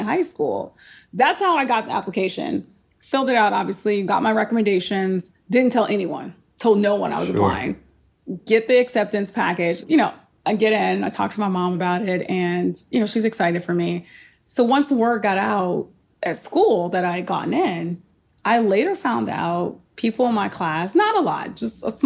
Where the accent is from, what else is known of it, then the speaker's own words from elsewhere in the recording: South Bend, Indiana, United States; moved away as an adult; I am from South Bend, Indiana